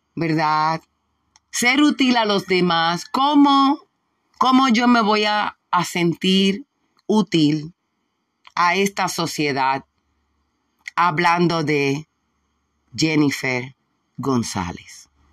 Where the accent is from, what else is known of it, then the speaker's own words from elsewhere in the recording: Puerto Rico; si somos borinqueños, puertorriqueños